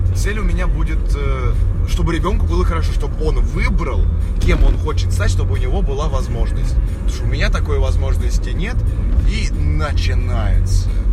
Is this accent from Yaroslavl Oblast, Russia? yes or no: no; Moscow, Russia; я жил в Москве